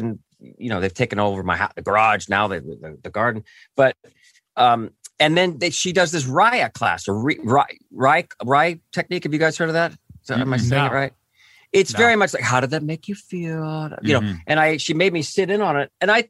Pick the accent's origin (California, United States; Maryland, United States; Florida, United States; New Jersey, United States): California, United States; Cypress; I grew up in Orange County. I can't remember it was in Cypress